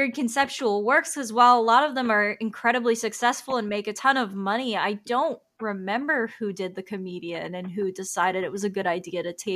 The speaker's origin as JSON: {"language": "English", "town": "Tampa", "region": "Florida", "country": "United States", "tie": "born or raised there", "said": "growing up in Tampa, Florida"}